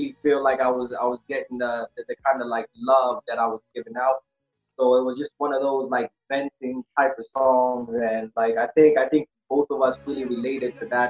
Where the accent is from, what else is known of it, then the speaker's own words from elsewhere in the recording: Kenya; moved away as an adult; also born or lived in Kansas, United States; I was born and raised in Kenya.